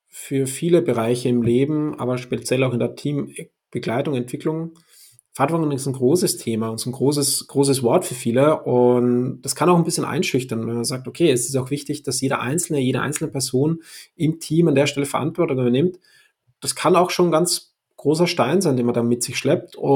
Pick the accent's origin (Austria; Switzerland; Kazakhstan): Austria; now in Hamburg, Germany; ich komme ursprünglich aus Österreich, lebe seit sechs Jahren jetzt in Hamburg